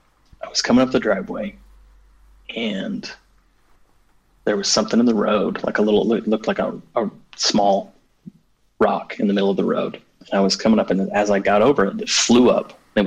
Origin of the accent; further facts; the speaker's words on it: United States; I grew up in Native American country.